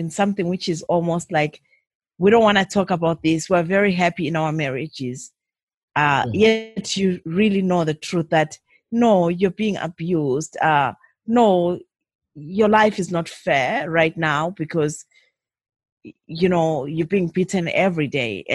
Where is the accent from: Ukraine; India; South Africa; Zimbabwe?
Zimbabwe; moved away as an adult; now in Canada; I'm originally from Zimbabwe. I came from Zimbabwe 17 years ago to Canada. I live in Canada now